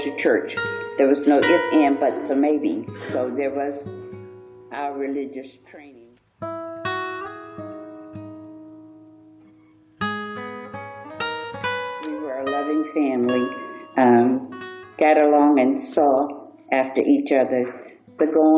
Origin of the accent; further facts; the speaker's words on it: Levy County, Florida, United States; I was born in Levy County, not in Rosewood, but I was born in Levy County